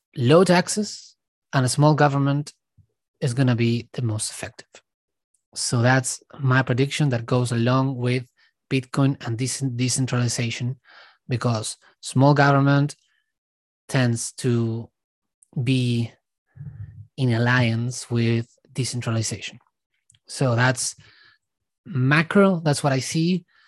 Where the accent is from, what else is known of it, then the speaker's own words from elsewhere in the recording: Argentina; now in Australia; I was born in Argentina, I left, I'm living now in Australia